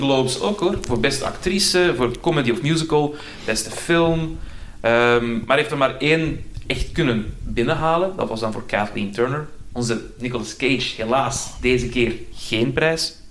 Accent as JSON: {"language": "Dutch", "area": "Antwerp area", "region": "Flanders", "country": "Belgium", "said": "ik ben zelf ook uit het Antwerpse"}